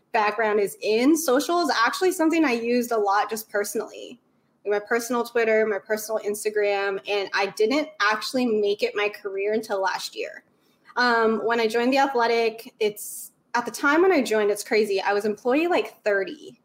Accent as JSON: {"language": "English", "region": "Idaho", "country": "United States", "tie": "born or raised there", "also_born_or_lived": "New Orleans, Louisiana", "said": "So I was born in New Orleans. Born and raised diehard Saints fan, but I grew up in Idaho"}